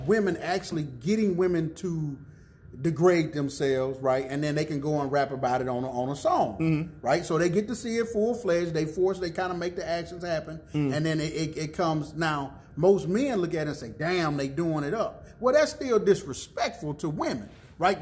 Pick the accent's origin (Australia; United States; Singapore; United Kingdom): United States; the South; I'm from the South